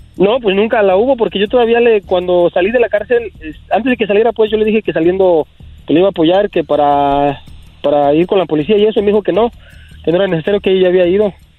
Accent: United States; also born or lived in Mexico; yo soy nacido aquí en Estados Unidos

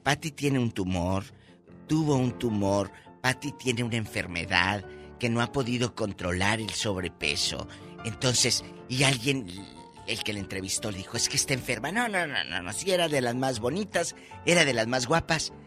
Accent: Matamoros, Tamaulipas, Mexico; mi paisano de Matamoros

